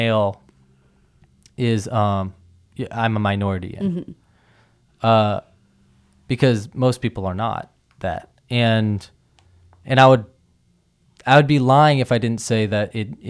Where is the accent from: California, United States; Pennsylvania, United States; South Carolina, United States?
California, United States; I'm just from California